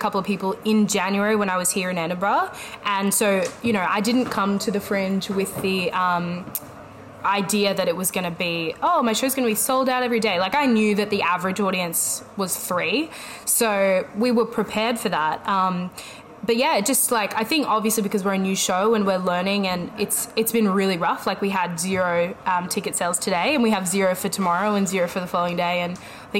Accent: Sydney, New South Wales, Australia; I am from Sydney, Australia

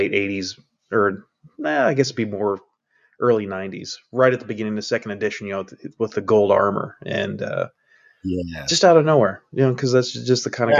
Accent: United States; me as an American

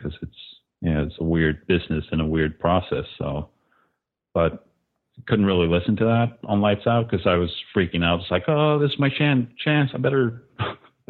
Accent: Jönköping, Jönköping County, Sweden; moved away as an adult; now in Los Angeles, United States; I was from Sweden

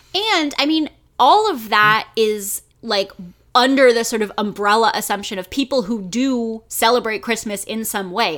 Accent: United States; I only have this experience as an American

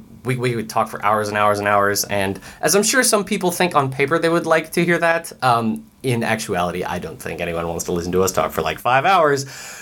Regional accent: Wyoming, United States; I grew up in Wyoming.

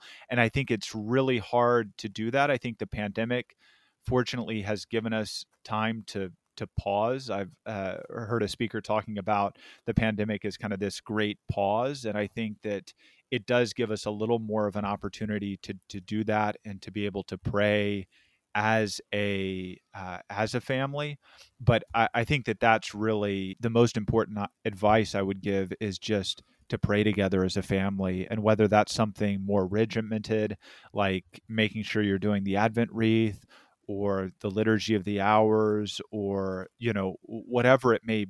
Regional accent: Texas, United States; I grew up in Texas, Hispanic, and so pan dulce, tamales, and trimming the tree, essentially. So that Tex-Mex flair down there.

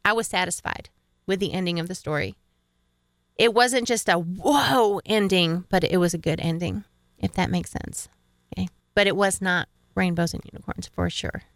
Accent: upstate New York, United States; I grew up in upper state New York

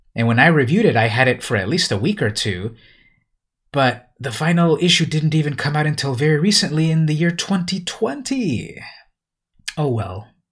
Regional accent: San Diego, California, United States; San Diego, California, my hometown

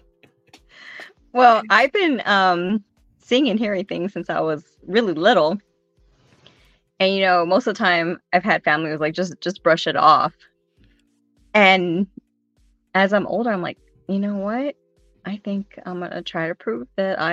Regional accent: San Antonio, Texas, United States; I grew up on the West Side

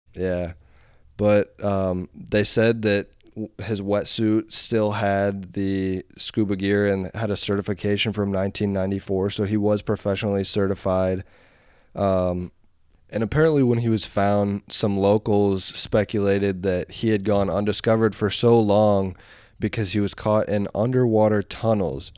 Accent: Columbus, Indiana, United States; I'm from Columbus

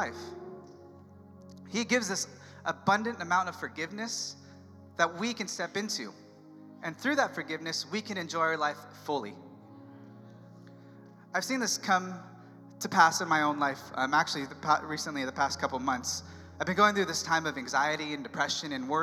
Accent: San Diego, California, United States; moved away as an adult; San Diego, my hometown

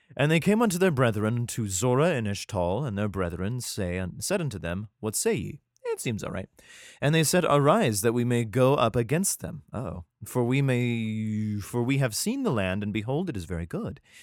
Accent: United States; my home country

